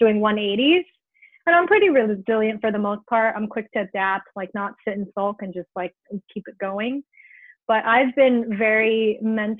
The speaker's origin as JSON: {"language": "English", "region": "New York", "country": "United States", "tie": "born or raised there", "moved": "yes", "lives_now": "Los Angeles, United States", "said": "I'm like born and raised in New York, where every day is a fight against the city"}